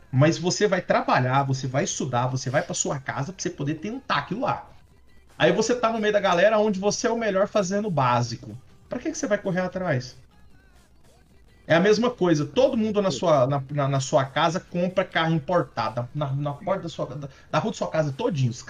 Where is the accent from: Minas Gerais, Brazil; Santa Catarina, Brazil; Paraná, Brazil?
Minas Gerais, Brazil; Uberlândia; Eu vim de Uberlândia, né?